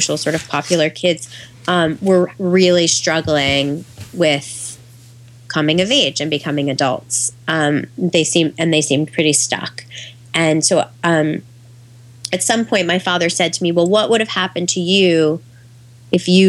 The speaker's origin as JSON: {"language": "English", "town": "New York City", "region": "New York", "country": "United States", "tie": "born or raised there", "also_born_or_lived": "California", "moved": "as an adult", "said": "I grew up in New York City"}